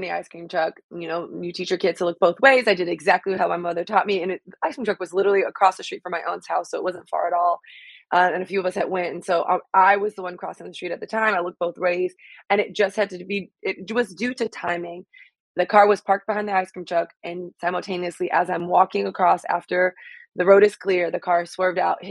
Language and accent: English; Miami, Florida, United States; I'm from Miami, and getting back to kind of like being a kid in Miami